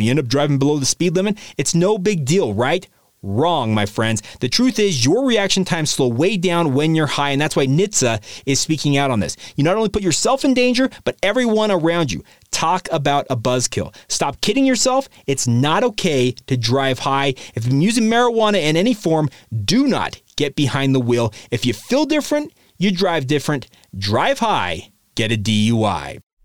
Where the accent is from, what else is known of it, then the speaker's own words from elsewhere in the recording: Orem, Utah, United States; I grew up in Orem, Utah